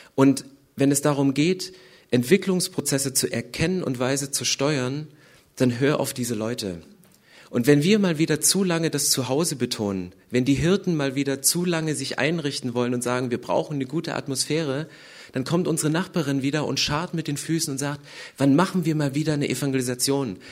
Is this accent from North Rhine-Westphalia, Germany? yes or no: no; Upper Lusatia, Saxony, Germany; now in Berlin, Germany; ich komme aus der Oberlausitz, 80 Kilometer südöstlich von Dresden